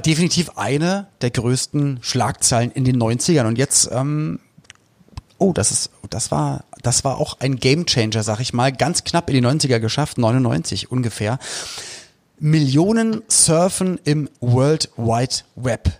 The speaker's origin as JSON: {"language": "German", "region": "Berlin", "country": "Germany", "said": "ich komme aus Westberlin"}